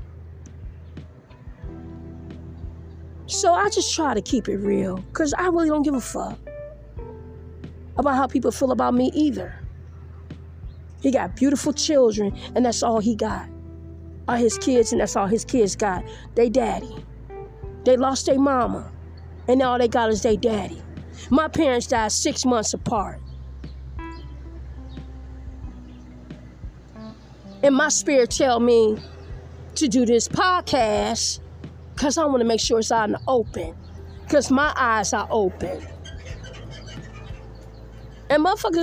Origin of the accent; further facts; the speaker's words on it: Detroit, Michigan, United States; also born or lived in Grand Rapids / Las Vegas; now in Los Angeles, United States; where I'm from Detroit